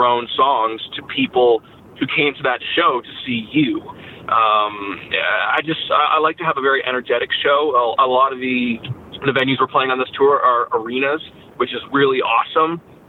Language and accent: English; Canada; now in United States; I'm actually a dual American citizen, even though I grew up in Canada.